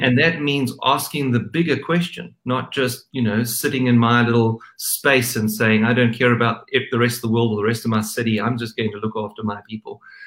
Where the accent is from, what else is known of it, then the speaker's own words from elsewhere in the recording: South Africa; I'm South African